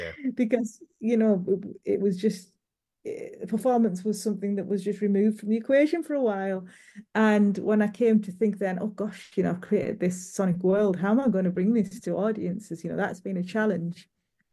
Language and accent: English; England, United Kingdom; I'm not from Newcastle. I'm from a little bit further south than that, but I spent a lot of time there